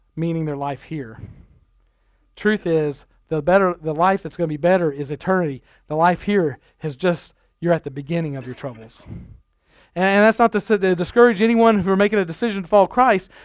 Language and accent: English; Nebraska, United States; moved away; when I grew up in Nebraska, we had family camp